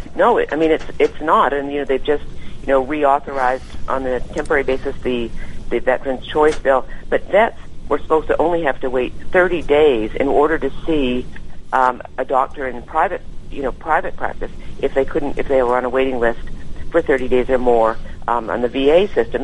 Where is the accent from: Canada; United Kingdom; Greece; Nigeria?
Canada; now in California, United States; as a Canadian who grew up under the system